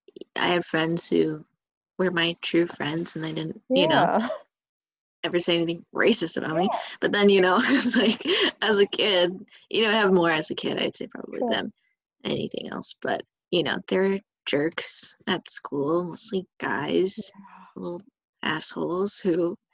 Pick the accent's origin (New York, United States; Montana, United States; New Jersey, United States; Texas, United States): Montana, United States; now in Los Angeles, United States; when I tell people I'm from Montana